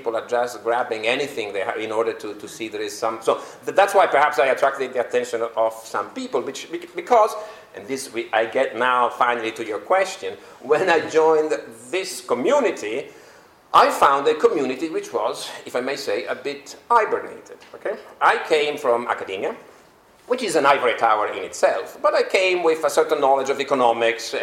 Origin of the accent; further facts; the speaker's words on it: Turin, Piedmont, Italy; also born or lived in London; now in Brussels, Belgium; my hometown, Torino, where I still have a house. That's my birthplace.